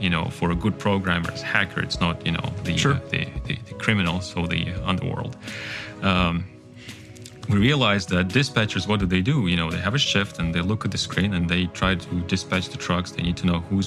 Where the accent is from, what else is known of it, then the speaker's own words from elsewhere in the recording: Kazakhstan; first language Kazakh; English is a second language; moved away; Kazakhstan, my home country